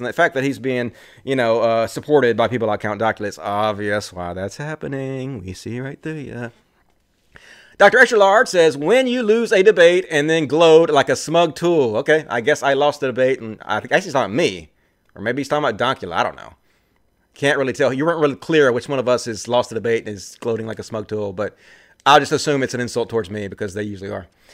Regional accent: Mississippi, United States; I'm from Mississippi.

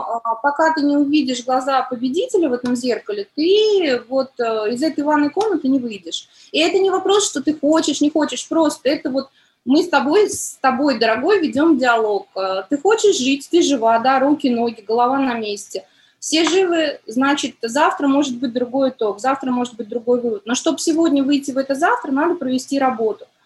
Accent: Tashkent, Uzbekistan; now in Moscow, Russia; Я родилась в Ташкенте, и там ценность семьи, семья большая

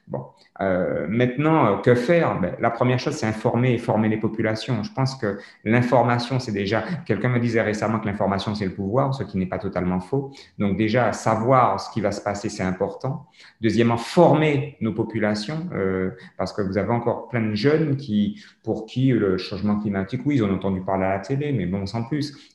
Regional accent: French Antilles, France; Moi, je suis totalement, totalement fier d'être français, mais je suis français caribéen. Je suis un français et je suis caribéen. Je suis un antillais convaincu, mais euh, de nationalité française.

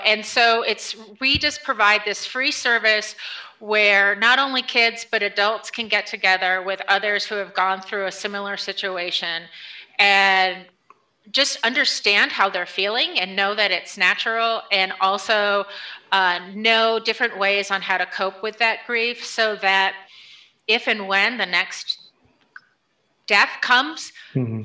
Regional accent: New Paltz, New York, United States; So I grew up in a small town uh, in upstate New York called okay. New Paltz.

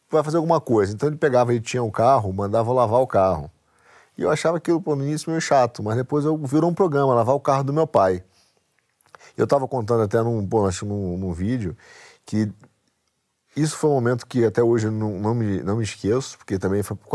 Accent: Rio de Janeiro, Brazil; born there; now in São Paulo, Brazil; moro em São Paulo há muito tempo, mas nasci no Rio. Deu pra pegar pelo sotaque.

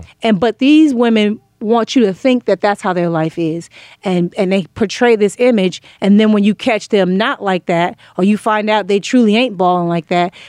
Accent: Inglewood, California, United States; also born or lived in Pomona; Inglewood, California.

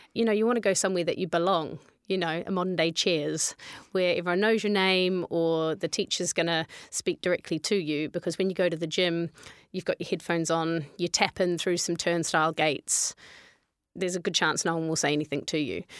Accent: New Zealand; moved away; also born or lived in London; I'm from New Zealand

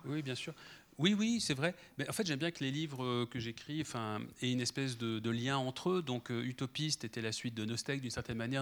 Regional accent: France; also born or lived in Paris; chez nous en France

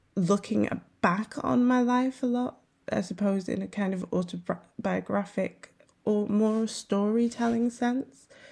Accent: North Wales, United Kingdom; being half Welsh, half Ghanaian and growing up in North Wales

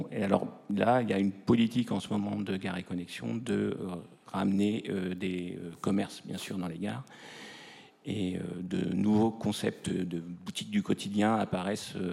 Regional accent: Béziers, Occitania, France; je, vous ai dit que je venais de Béziers. Euh, Béziers, euh, tout l'étage est occupé par des euh, bureaux de la SNCF.

